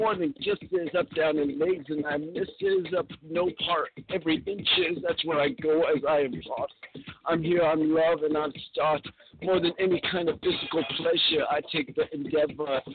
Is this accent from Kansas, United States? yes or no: no; California, United States; I'm a Californian